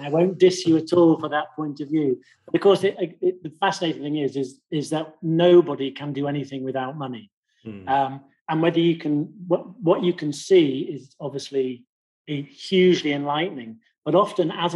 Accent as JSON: {"language": "English", "region": "England", "country": "United Kingdom", "accent": "plummy"}